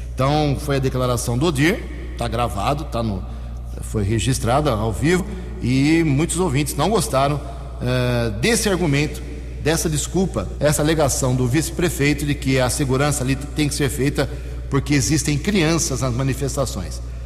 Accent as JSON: {"language": "Portuguese", "town": "Americana", "region": "São Paulo", "country": "Brazil", "tie": "born or raised there", "said": "nasci aqui em Americana"}